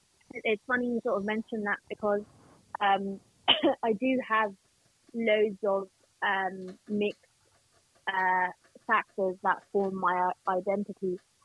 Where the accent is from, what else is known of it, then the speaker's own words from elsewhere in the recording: Pakistan; you can tell that I'm blind, and like, you know, that I'm Pakistani and that I'm a female